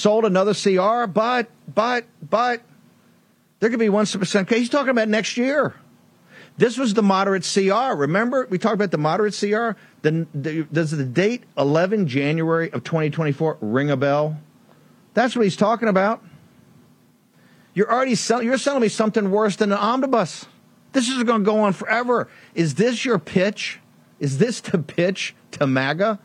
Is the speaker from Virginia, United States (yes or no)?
yes; Richmond, Virginia, United States; I'm a Southerner. Richmond, Virginia is my hometown